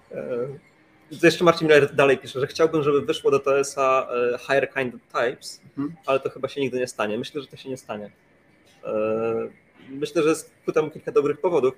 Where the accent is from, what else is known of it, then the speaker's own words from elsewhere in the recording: Gdańsk, Pomeranian Voivodeship, Poland; Ja jestem z Gdańska i siedzę teraz w hotelu w Gdańsku